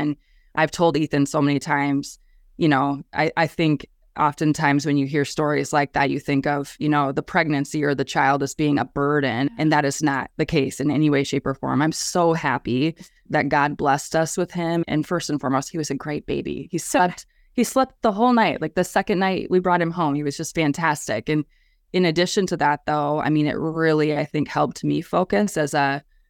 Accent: Colome, South Dakota, United States; also born or lived in Brookings, South Dakota / Sioux Falls, South Dakota; Always have lived in South Dakota.

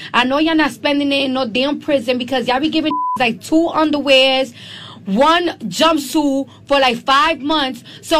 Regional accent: New York, United States; I'm from New York and the streets is always dirty. We was voted the dirtiest city in America.

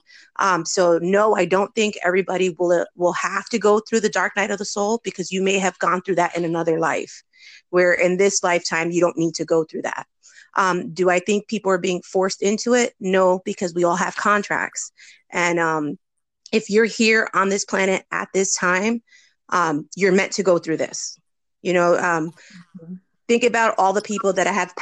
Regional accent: New Jersey, United States; moved away as an adult; now in Florida, United States; I'm originally from New Jersey, and when I moved to Florida in 2014

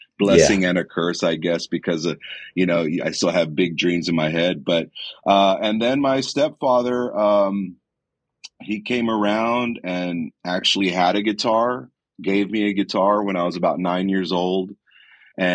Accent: Kingsville, Texas, United States; also born or lived in Alice, Texas; I'm from Kingsville. I grew up in Kingsville, Texas.

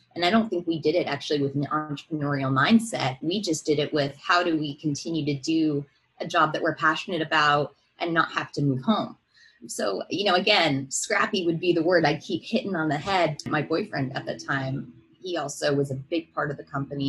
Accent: Seattle, Washington, United States; moved away as an adult; now in California, United States; moved back to my hometown of Seattle

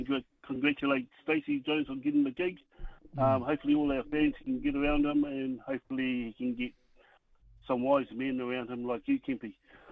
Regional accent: Palmerston North, Manawatū-Whanganui, New Zealand; From Palmerston North.

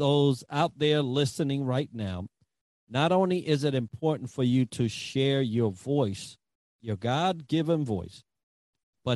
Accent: New York City, New York, United States; I grew up in the Bronx, so I had an accent

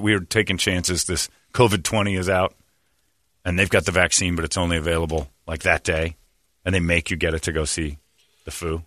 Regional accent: Cedar Lake, Indiana, United States; I growing up in Cedar Lake, Indiana

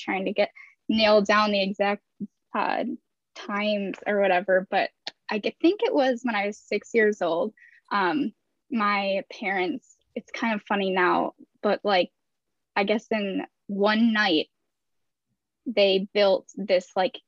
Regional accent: Kalamazoo, Michigan, United States; now in Grand Rapids, United States; I grew up in Kalamazoo

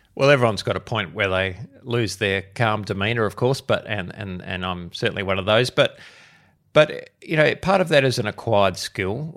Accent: Adelaide, South Australia, Australia; I'm born and bred in Adelaide, which is where I am am still

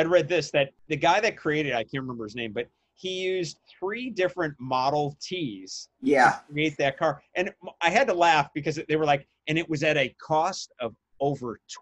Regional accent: Milwaukee, Wisconsin, United States; moved away; I grew up in Milwaukee

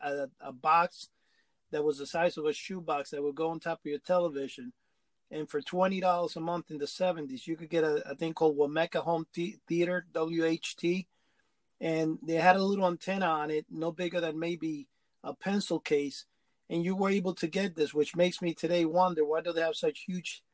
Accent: New York City, New York, United States; I grew up in Washington Heights

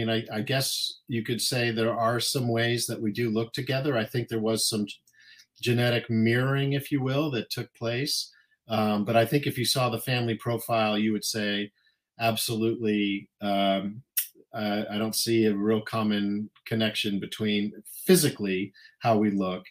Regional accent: Littleton, Colorado, United States; moved away as an adult; now in San Anselmo, United States; We grew up in Colorado, just outside Denver, Colorado, in a town called Littleton

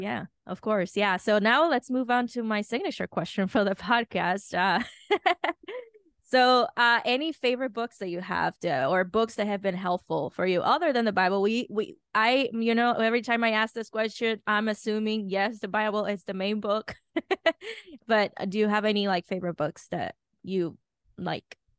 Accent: Dominican Republic; moved away; I grew up in Dominican Republic

